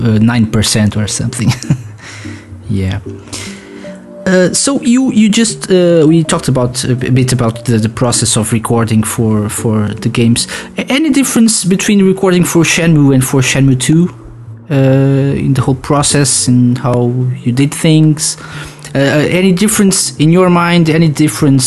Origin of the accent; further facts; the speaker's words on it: Portugal; I'm from Portugal